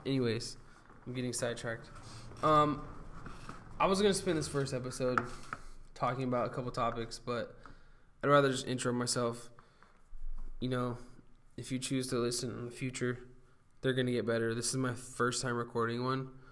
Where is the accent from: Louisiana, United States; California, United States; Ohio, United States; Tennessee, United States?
California, United States; Huntington Beach; now in Long Beach, United States; born and raised in Huntington Beach, California. I now live in Belmont Shore, which is uh, the nicest, nicer part of Long Beach